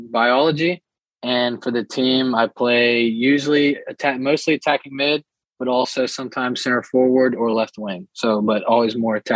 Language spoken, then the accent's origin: English; Brazil; now in United States; Yeah, so I love my home country. We actually go back and visit uh, once a year. I go at least uh, during the summer. So all of our family still lives there. So really, only my immediate family lives here in the U.S. with us.